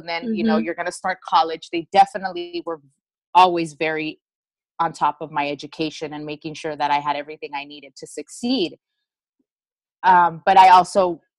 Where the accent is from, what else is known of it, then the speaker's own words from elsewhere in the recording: United States; even though I was born here in the United States